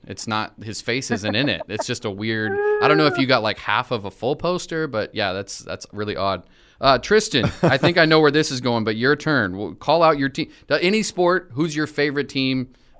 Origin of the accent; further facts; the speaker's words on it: Corvallis, Oregon, United States; growing up in Corvallis